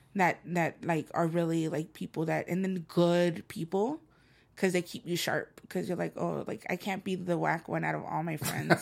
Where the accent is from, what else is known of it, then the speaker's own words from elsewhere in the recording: El Salvador; first language Spanish; English is a second language; now in Los Angeles, United States; I'm from El Salvador and I'm, mangoes are everywhere and on my grandmother's property, they're there. So whenever I think of a mango tree, I think of home.